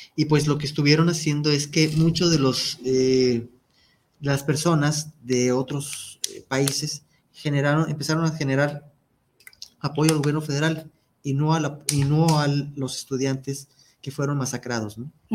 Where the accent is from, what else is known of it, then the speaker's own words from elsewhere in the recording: Mexico; De nosotros como mexicanos, y me incluyo, como mexicano que soy